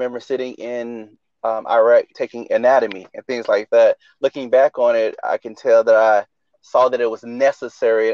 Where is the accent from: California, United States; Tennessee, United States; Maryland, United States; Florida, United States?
Florida, United States; Riviera Beach; grew up in Riviera Beach, Florida.